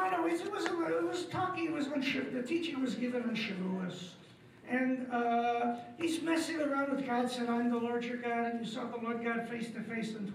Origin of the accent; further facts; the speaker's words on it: Detroit, Michigan, United States; in Hebrew school growing up in Detroit